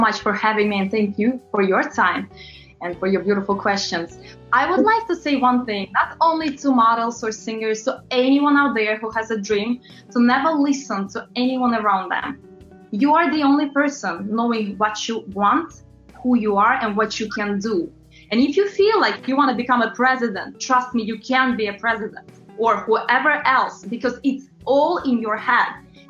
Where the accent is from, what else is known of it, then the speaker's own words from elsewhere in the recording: New York, United States; but whenever I would be on my own, because I'm from New York, I want to walk.